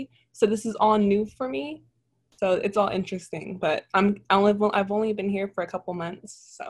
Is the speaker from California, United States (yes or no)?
yes; Southern California, United States; I'm from Southern California.